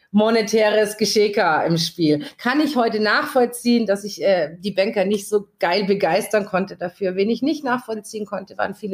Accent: Augsburg, Bavaria, Germany; Augsburg, die, die Basis wurde, hängt natürlich zusammen, dass ich in Augsburg 40 Jahre gewohnt habe. Also ich komme aus Augsburg. Also Augsburg ist meine Hut, ist auch mein

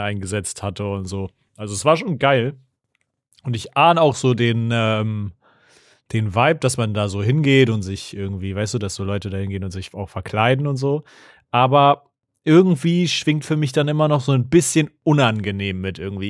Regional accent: Germany; in der Nähe äh, wo ich aufgewachsen bin, gab es eine Burg. Shoutout an die Ravensburg

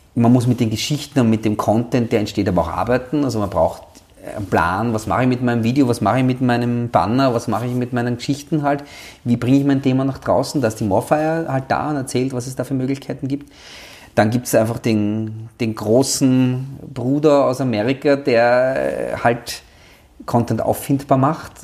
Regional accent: Austria; bei uns in Österreich

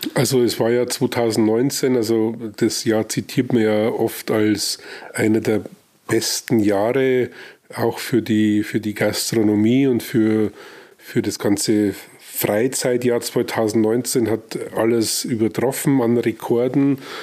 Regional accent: Weiden, Bavaria, Germany; moved away as an adult; also born or lived in Nabburg; now in Regensburg, Germany; ich bin äh, gebürtiger Nordoberpfälzer, also mhm. äh, gebürtig im Krankenhaus Nappburg. Also da bin mhm. ich halt geboren, aber sonst bin ich in Weiden aufgewachsen

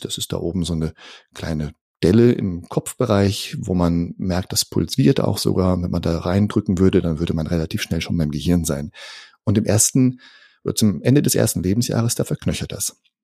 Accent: Northern Germany, Germany; moved away as an adult; also born or lived in near Karlsruhe, Germany; now in Karlsruhe area, Germany; Ich komme aus dem Norden von Deutschland, fühle mich tatsächlich auch dem Norden nach wie vor sehr verbunden, aber wohne jetzt hier mit meiner Familie ganz im Süden von Deutschland

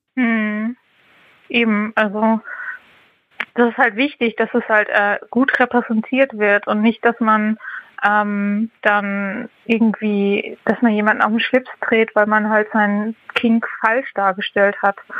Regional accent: Hamburg, Germany; ich bin 31 Jahre alt und ich komme aus Hamburg.

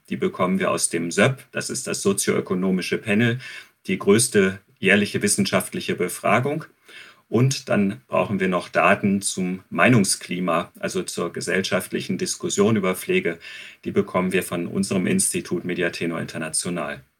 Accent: Germany; Wie steht es um die Alten und die Krankenpflege bei uns in Deutschland?

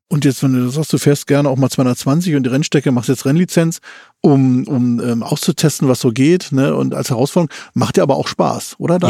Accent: Berlin, Germany; moved away; auch meine alte Heimatstadt

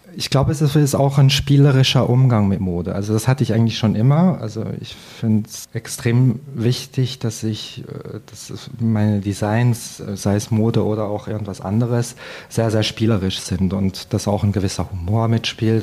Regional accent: Fribourg, Switzerland; moved away as an adult; also born or lived in Paris; aufgewachsen in Fribourg und bin dann auch da auf dem Land äh, auf Deutsch zur Schule gegangen und bin eigentlich zweisprachig aufgewachsen

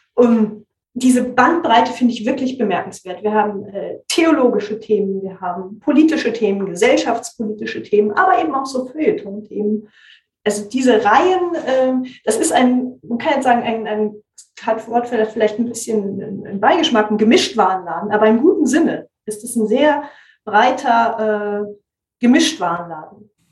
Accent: West Germany, Germany; Ich komme ja aus Westdeutschland

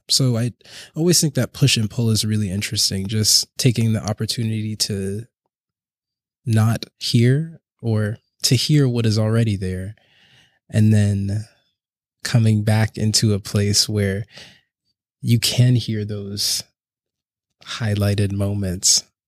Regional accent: Charleston, South Carolina, United States; now in Brooklyn, United States; I'm originally from Charleston, South Carolina, and I currently live and work in Brooklyn, New York.

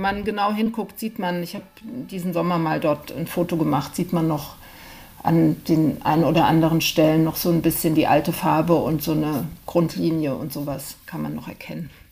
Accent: Rheinhessen, near Mainz, Rhineland-Palatinate, Germany; now in Berlin, Germany; ich komme aus Rheinland-Pfalz, ganz genau, genauer gesagt aus Rheinhessen

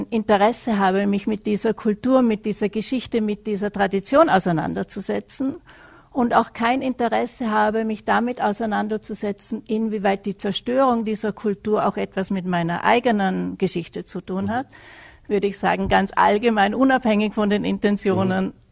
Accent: Vorarlberg, Austria; Und ich komme ja aus Vorarlberg, insofern hätte ich wahrscheinlich eher die Tracht getragen und nicht äh, das Dirndl.

